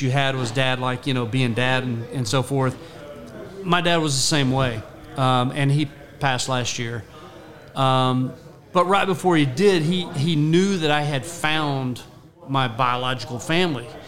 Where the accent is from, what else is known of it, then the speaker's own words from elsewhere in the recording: Ohio, United States; born there; also born or lived in Texas; I was born in Ohio. We both came to Texas, and we lived just very.